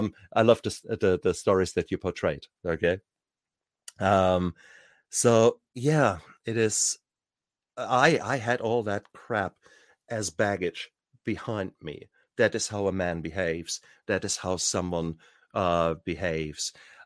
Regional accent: Germany; I come from a time, I was born 66, and I grew up in Germany.

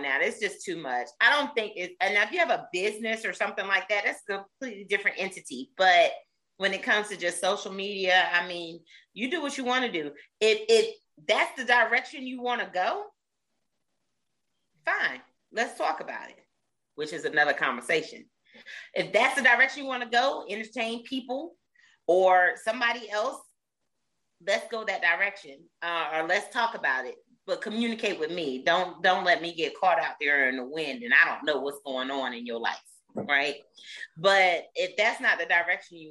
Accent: New Jersey, United States; now in South Carolina, United States; I'm from Jersey. That's home, right? So South Carolina is not originally home

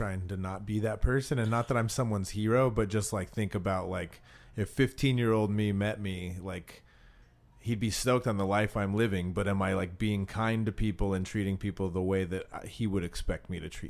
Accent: Pinetop, Arizona, United States; now in Brooklyn, United States; I grew up Mormon in Pine Top.

